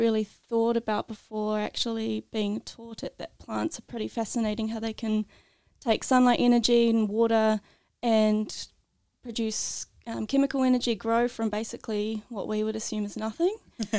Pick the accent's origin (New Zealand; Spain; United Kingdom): New Zealand; moved away as an adult; now in Tasmania, Australia; I'm originally from New Zealand.